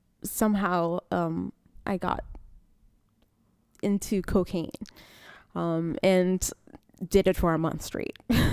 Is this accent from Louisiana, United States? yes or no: yes; Rayne, Louisiana, United States; now in Germany; Originally, I'm from a little town outside Lafayette. It's called Rain.